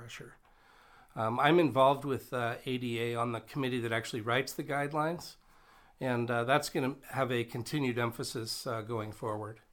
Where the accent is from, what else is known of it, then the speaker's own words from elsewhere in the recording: Nebraska, United States; moved away as an adult; now in North Dakota, United States; I grew up in Nebraska